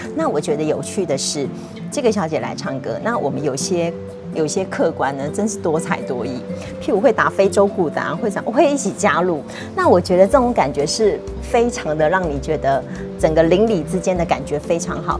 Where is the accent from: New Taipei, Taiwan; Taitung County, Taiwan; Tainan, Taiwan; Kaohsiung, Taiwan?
New Taipei, Taiwan; Banqiao; 其实这个是我的老家。那我一直在从事咖啡店